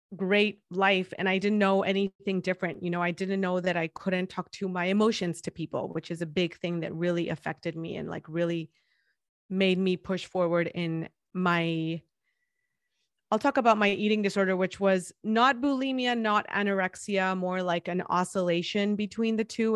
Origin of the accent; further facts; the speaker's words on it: Guadalajara, Jalisco, Mexico; English is a second language; moved away as an adult; now in San Diego, United States; I'm thirty-four years old, and I was born and raised in Guadalajara, Jalisco